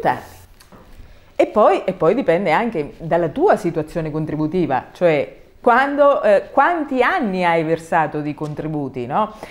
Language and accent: Italian; Tolentino, Marche, Italy; dal mio paese, da Tolentino, in provincia di Macerata